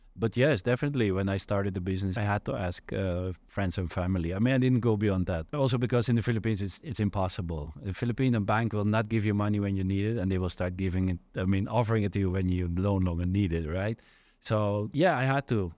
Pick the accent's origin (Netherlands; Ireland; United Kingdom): Netherlands; moved away as an adult; So I'm from the Netherlands originally, born and raised there.